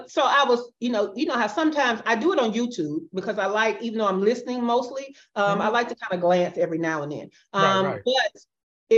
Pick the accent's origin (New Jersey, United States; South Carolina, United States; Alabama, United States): Alabama, United States; Birmingham; moved away as an adult; now in Buenos Aires, Argentina; from Birmingham, Alabama, which is my hometown